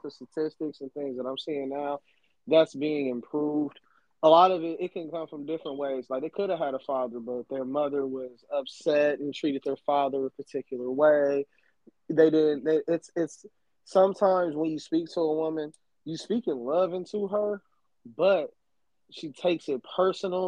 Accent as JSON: {"language": "English", "region": "Alabama", "country": "United States", "tie": "born or raised there", "moved": "yes", "lives_now": "Los Angeles, United States", "said": "when I grew up in Alabama"}